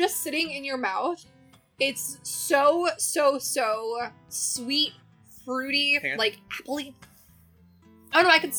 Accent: Florida, United States; I'm from Florida and my family belongs to the orange groves.

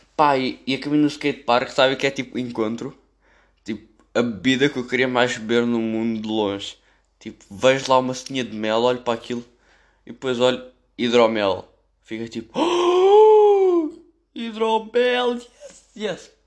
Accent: Amadora, Lisbon, Portugal; eu sou da Amadora

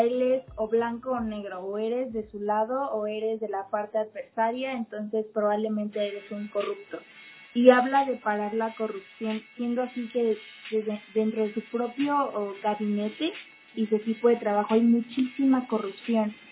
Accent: Mexico; como nosotros, como mexicanos

